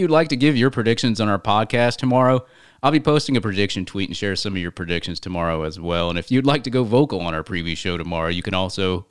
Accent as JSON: {"language": "English", "town": "Atlanta", "region": "Georgia", "country": "United States", "tie": "born or raised there", "moved": "yes", "said": "my hometown in Atlanta, Georgia"}